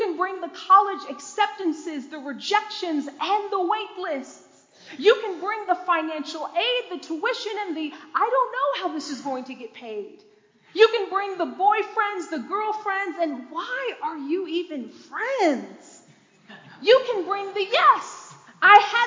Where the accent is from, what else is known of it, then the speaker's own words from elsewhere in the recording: Detroit, Michigan, United States; I was born and raised in Detroit, Michigan